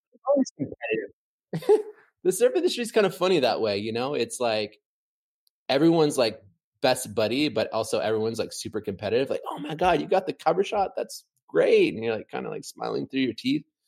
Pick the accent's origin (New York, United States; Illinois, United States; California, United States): California, United States; San Clemente; Growing up in San Clemente, even in the nineties, in the eighties